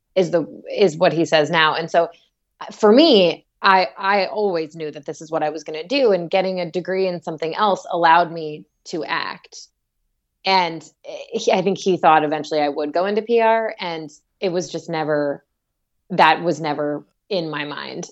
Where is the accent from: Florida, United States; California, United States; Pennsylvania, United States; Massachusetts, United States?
Florida, United States; Orlando; also born or lived in Atlanta; now in Los Angeles, United States; I grew up in Orlando, and my parents still live in the same neighborhood that I grew up